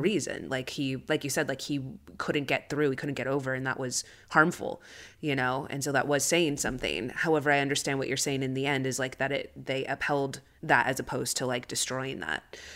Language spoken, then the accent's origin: English; United States; I'm Chicana, so I grew up here in the States.